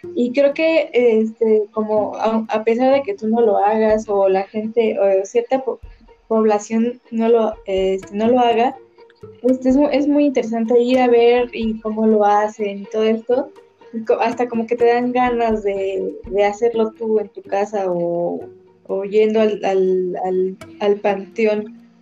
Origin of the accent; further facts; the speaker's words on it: Mexico; representan como mexicanos